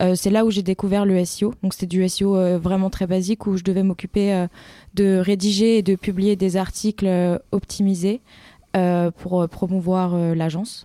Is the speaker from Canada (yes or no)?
no; Rambouillet, Île-de-France, France; also born or lived in Montpellier; je suis originaire d'Île-de-France, euh, plus précisément de Rambouillet